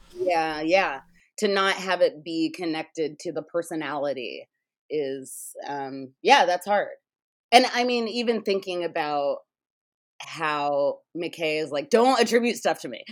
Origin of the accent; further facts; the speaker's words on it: United States; I'm an American, so I'm a capitalist.